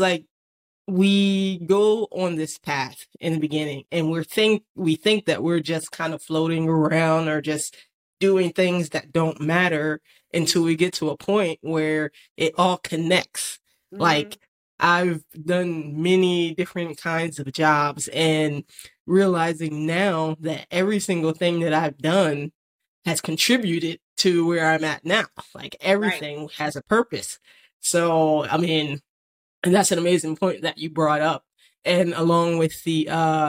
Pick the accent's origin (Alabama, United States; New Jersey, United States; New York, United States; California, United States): New Jersey, United States; Atlantic City; moved away; I'm from Atlantic City, New Jersey